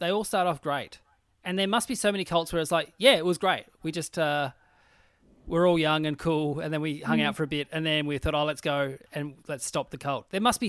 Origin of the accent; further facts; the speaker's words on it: Burnie, Tasmania, Australia; moved away; Where I grew up in Burnie